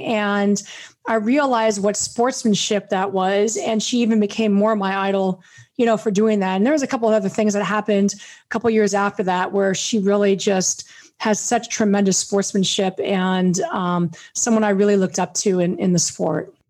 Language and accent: English; Beverly Hills, California, United States; I grew up in Beverly Hills